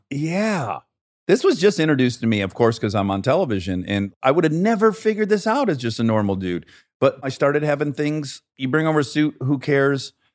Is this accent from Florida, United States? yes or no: no; Detroit, Michigan, United States; now in Los Angeles, United States